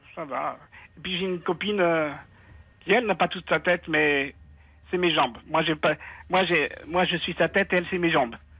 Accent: Tunisia; now in France; dans notre religion à nous, je suis tunisien

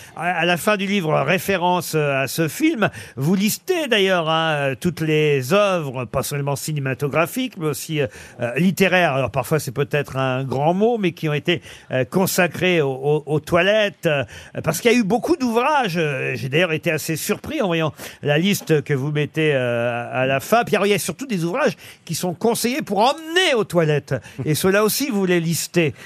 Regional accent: France; chez nous en France

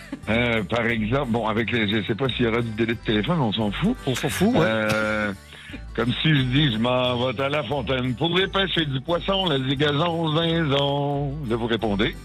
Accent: Sherbrooke, Quebec, Canada; Mais c'est ma ville natale et c'est ici que je passe les fêtes

